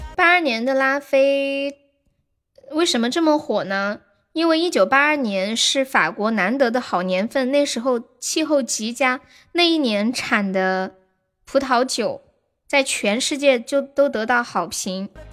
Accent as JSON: {"language": "Chinese", "region": "Sichuan", "country": "China", "said": "我们四川这边"}